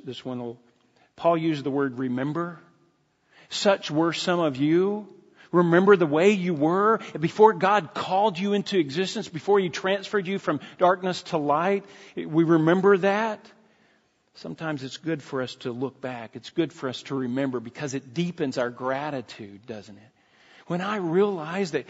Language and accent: English; United States; we're Americans